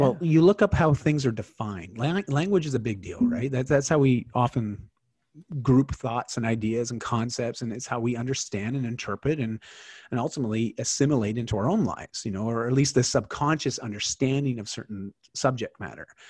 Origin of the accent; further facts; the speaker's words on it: Canada; I'm Canadian